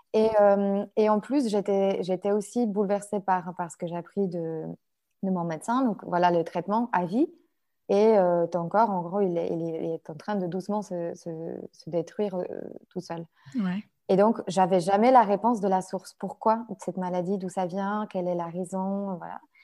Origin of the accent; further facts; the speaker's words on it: Poland; French is a second language; moved away as an adult; now in France; je suis une Polonaise, euh, enfin, une vraie. Ça veut dire que vraiment, je vécu jusqu'à mon âge presque adulte en Pologne.